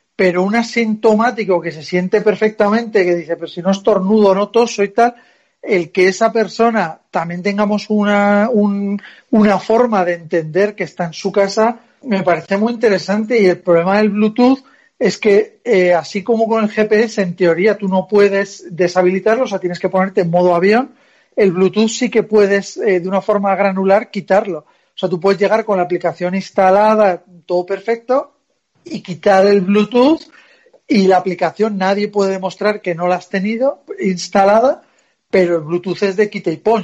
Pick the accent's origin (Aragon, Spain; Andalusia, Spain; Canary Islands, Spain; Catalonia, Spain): Aragon, Spain; Zaragoza; now in Madrid, Spain; yo soy de Zaragoza